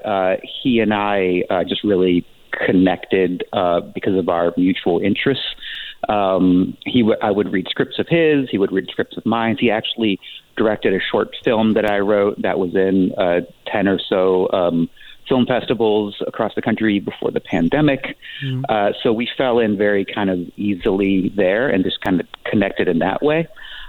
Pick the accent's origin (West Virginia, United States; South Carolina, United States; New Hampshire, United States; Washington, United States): West Virginia, United States; born there; also born or lived in San Diego / Joplin, Missouri; now in Palm Springs, United States; I moved around a lot. I was born in West Virginia. I spent significant time, like one of the characters actually, in San Diego before moving to Joplin, Missouri